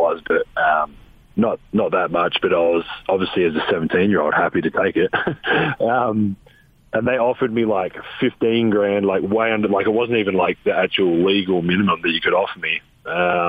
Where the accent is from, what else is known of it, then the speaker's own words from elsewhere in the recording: Adelaide, South Australia, Australia; growing up in Australia, the NBA was so far away. We didn't have cable TV, so I couldn't watch games. I grew up wanting to play for the Adelaide 36ers